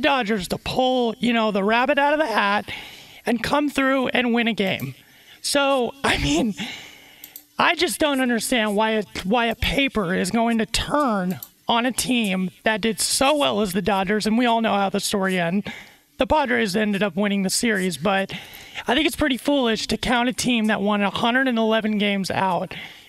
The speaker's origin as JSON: {"language": "English", "town": "San Diego", "region": "California", "country": "United States", "tie": "born or raised there", "said": "Another thing you got to know about me, I'm born and raised in San Diego."}